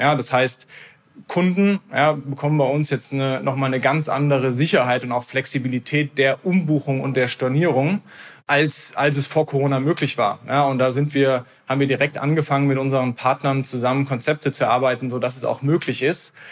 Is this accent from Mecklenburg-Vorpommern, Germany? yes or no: no; Heidelberg, Baden-Württemberg, Germany; Wir sind zusammen in Heidelberg aufgewachsen